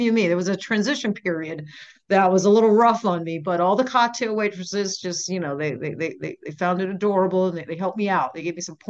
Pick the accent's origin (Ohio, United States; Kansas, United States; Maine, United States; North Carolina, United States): Maine, United States; now in Las Vegas, United States; I grew up in Maine on the coast